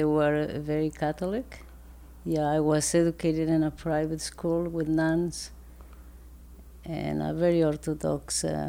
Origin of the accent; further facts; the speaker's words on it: Ecuador; English is a second language; also born or lived in Montreal, Canada; now in Edmonton, Canada; I'm from Ecuador